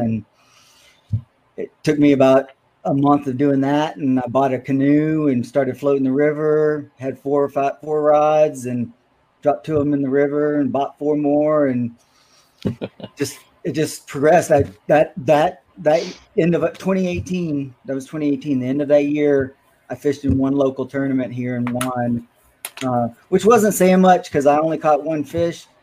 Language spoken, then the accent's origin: English; Shreveport, Louisiana, United States; also born or lived in Texas; now in Minnesota, United States; I'm from Shreveport, um, and yes, Caddo was my my home lake growing up as a kid